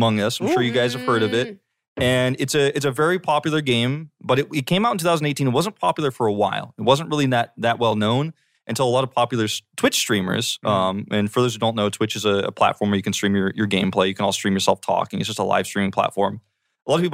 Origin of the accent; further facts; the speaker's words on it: Georgia, United States; A lot of my Korean friends, actually, I grew up with in Georgia